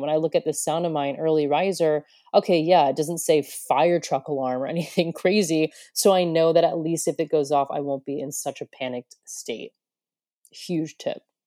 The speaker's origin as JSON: {"language": "English", "country": "United States", "also_born_or_lived": "Broome, Australia", "moved": "as an adult", "lives_now": "Australia", "said": "I come from America"}